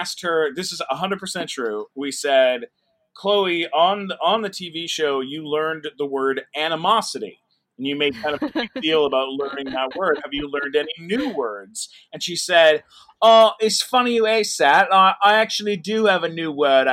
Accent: San Diego, California, United States; I grew up in San Diego.

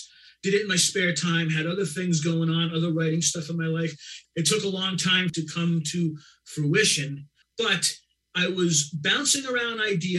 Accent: Boston, Massachusetts, United States; Told a little bit of bio. I was a writer from Boston.

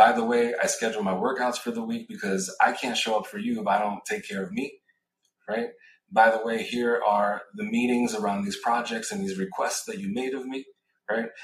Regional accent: New York City, New York, United States; moved away as an adult; also born or lived in West Coast; I grew up in New York City, moved to the West Coast, got recruited to work at LinkedIn.

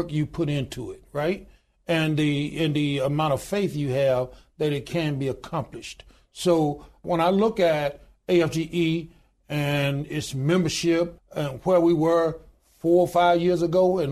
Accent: Goodwater, Alabama, United States; I was born in a little small town in Goodwater, Alabama, population 1,292 today.

